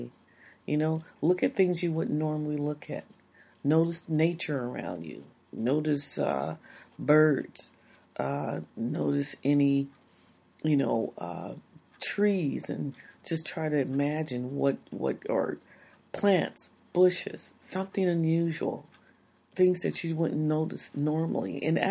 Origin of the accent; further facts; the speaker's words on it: United States; We're American. We grow up into a culture that doesn't say that we have to do these things.